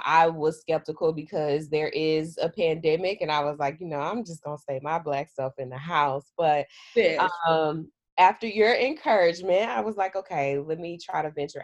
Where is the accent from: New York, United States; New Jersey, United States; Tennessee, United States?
Tennessee, United States; Memphis; also born or lived in Leflore County, Mississippi; I was raised in Memphis, Tennessee, where MLK was assassinated